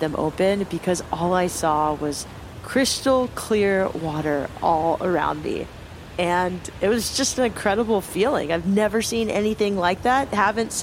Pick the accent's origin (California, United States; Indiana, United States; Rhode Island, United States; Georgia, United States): California, United States; Cardiff-by-the-Sea; also born or lived in Solana Beach, California; I grew up in Cardiff by the Sea, California, on the beach